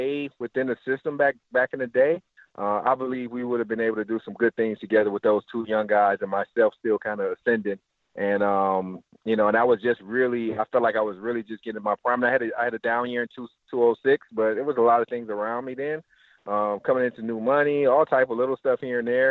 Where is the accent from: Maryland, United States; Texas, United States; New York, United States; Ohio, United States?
Ohio, United States; Cleveland; growing up in Cleveland, Glenville